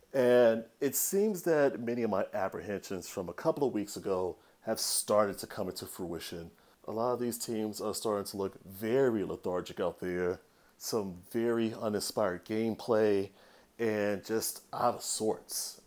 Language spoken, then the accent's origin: English; Chicago, Illinois, United States; now in Seattle, United States; my hometown Chicago White Sox